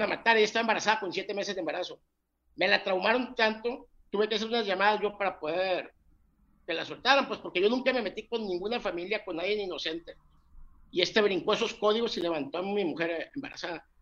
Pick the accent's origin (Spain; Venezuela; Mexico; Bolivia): Mexico; Mazatlán, Sinaloa; soy mexicano, soy, soy sinaloense de Mazatlán